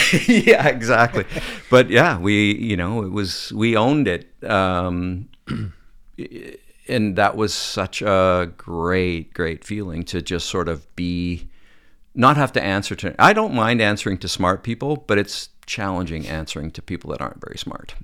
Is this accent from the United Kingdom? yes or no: no; Calgary, Alberta, Canada; moved away as an adult; also born or lived in Manitoba; now in Toronto, Canada; I grew up in Calgary